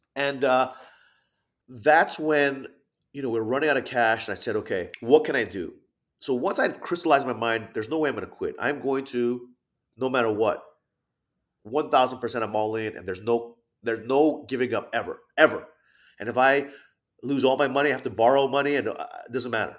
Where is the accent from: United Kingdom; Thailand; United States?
Thailand; moved away; I'm half Thai, half Japanese, even though I grew up in Thailand as a kid